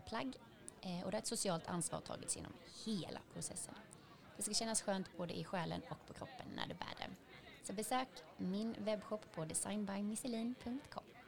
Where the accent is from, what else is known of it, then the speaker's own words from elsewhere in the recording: Sweden; man är uppväxt i Sverige och inte kan uttala exotiska namn